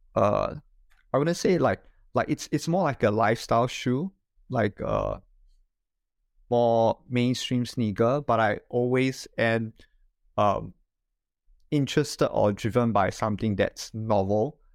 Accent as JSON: {"language": "English", "country": "Singapore", "tie": "born or raised there", "moved": "as an adult", "lives_now": "Japan", "said": "I am originally from Singapore. So I studied there and, uh, grew up there."}